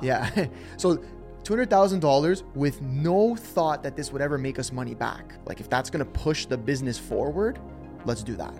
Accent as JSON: {"language": "English", "town": "Toronto", "region": "Ontario", "country": "Canada", "said": "We're, we're from Toronto, Canada"}